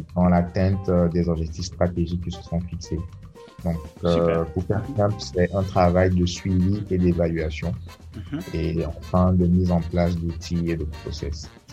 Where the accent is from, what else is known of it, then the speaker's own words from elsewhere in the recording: Côte d’Ivoire; Je suis ivoirien. Voilà, j'ai grandi en Côte d'Ivoire